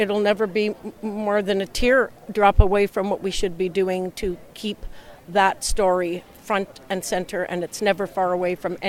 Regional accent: Toronto, Ontario, Canada; growing up in Toronto

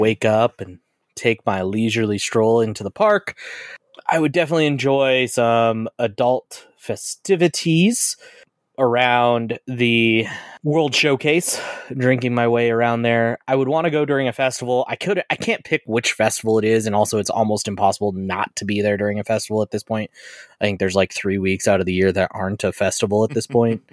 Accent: Colorado, United States; I am from Colorado through and through. I've been in Colorado my entire life

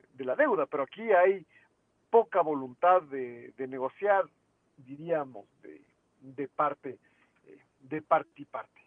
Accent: Ecuador; lo que somos como país

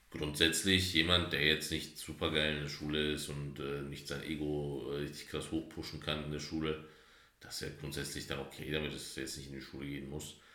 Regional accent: Bavaria, Germany; August, wir sind aus Bayern.

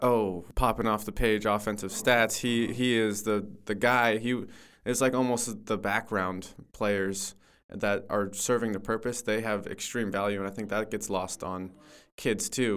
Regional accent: Mission Viejo, California, United States; I grew up in Mission Viejo, just the next city over

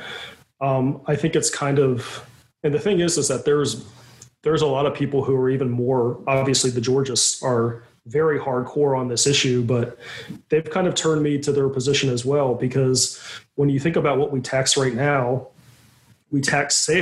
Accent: Virginia, United States; now in New York, United States; I'm from Virginia, but I live in New York

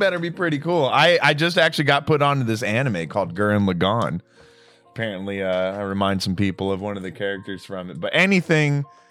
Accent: United States; I'm an American

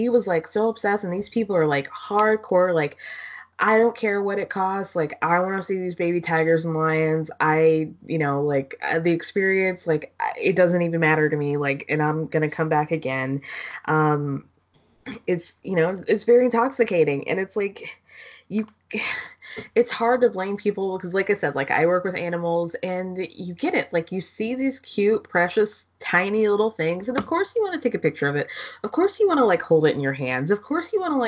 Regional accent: Georgia, United States; I grew up in Georgia.

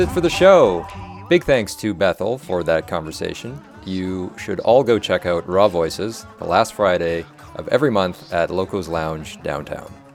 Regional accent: Calgary, Alberta, Canada; also born or lived in Regina; I live in Hawkwood. That's where I grew up.

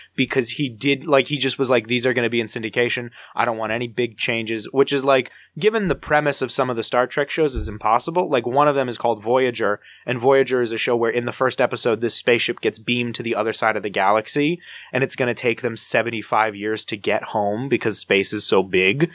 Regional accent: New Jersey, United States; I'm from New Jersey

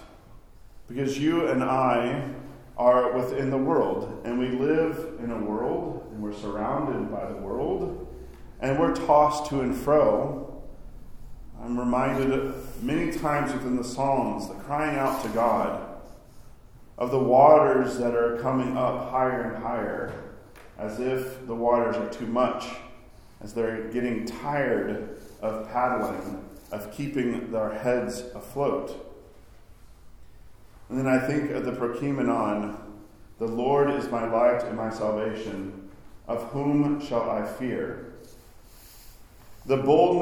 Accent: Arkansas, United States; now in New York, United States; I grew up in Arkansas, where we had pretty moderate winters

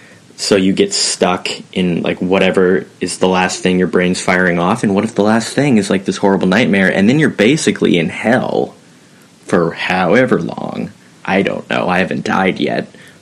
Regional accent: Portland, Oregon, United States; I don't know why I'm just now getting comfortable with sharing where I'm from, but I'm from Portland, Oregon.

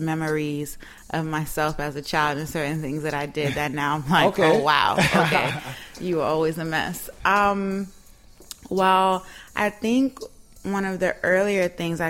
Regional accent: New York City, New York, United States; I grew up in Harlem, born and raised on the east side

